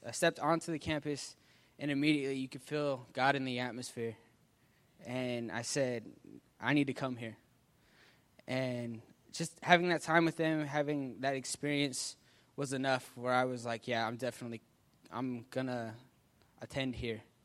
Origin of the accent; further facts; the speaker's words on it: Salt Lake City, Utah, United States; I'm from Salt Lake City, Utah.